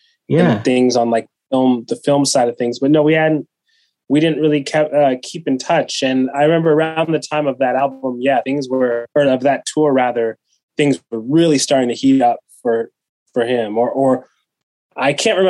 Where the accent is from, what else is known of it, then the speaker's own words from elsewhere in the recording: Kenya; born there; And long story short, I was born in Kenya.